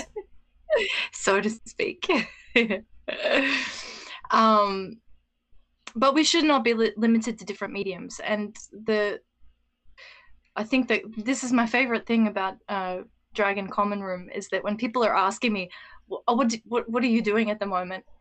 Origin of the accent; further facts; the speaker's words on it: Australia; I'm speaking from the Australian experience too